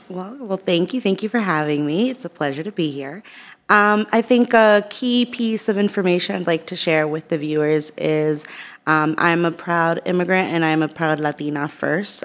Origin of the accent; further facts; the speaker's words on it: Worcester, Massachusetts, United States; growing up in Worcester, I have a s, I had a single mom.